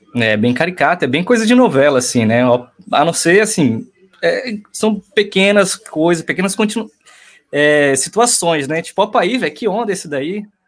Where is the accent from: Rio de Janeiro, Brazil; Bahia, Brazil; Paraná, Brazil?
Bahia, Brazil; southern; eu sou um baiano bem Nutelinho